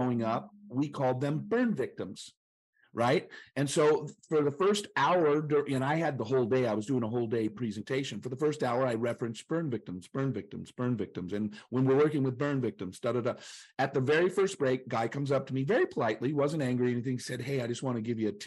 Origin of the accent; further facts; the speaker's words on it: Chattanooga, Tennessee, United States; I'm from Chattanooga, the city that's fun to say.